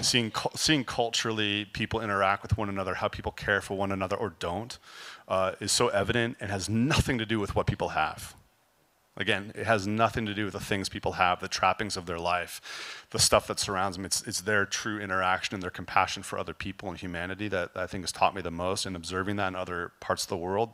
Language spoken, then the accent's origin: English; California, United States; also born or lived in Chicago; I was born in Chicago. We moved to California. I was very, very young